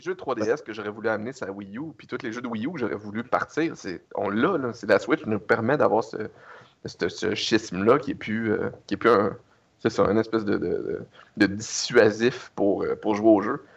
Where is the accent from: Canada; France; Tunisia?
Canada; je suis un Canadien